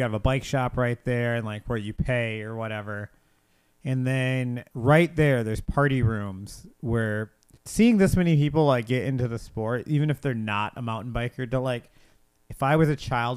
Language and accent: English; Grand Rapids, Michigan, United States; we are from the Grand Rapids area, all of us